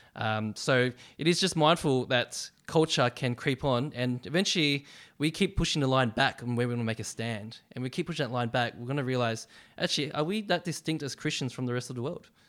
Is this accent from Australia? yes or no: yes; Melbourne, Victoria, Australia; I was born in Melbourne and I grew up in Melbourne. Um, bit of a Westie, so I grew up in the western suburbs of Melbourne